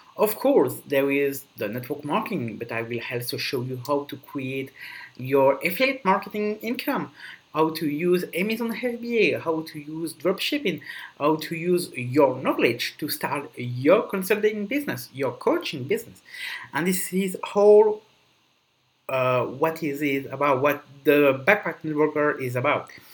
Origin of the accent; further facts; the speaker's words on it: Belgium; now in Dubai, United Arab Emirates; I'm basically from Belgium, but I live in Dubai